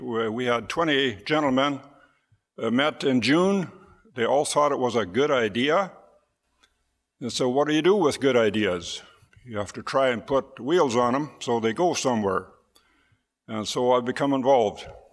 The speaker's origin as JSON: {"language": "English", "town": "Hochfeld", "region": "Manitoba", "country": "Canada", "said": "We hail from Hochfeld"}